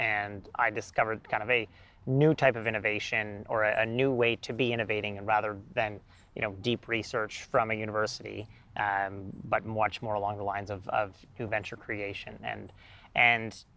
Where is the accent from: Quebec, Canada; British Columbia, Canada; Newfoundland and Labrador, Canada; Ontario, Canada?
Ontario, Canada; Ottawa; my hometown